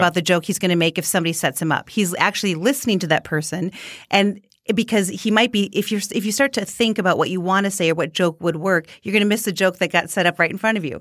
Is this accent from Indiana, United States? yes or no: no; Minnesota, United States; born or raised there; accent: Minnesota; moved away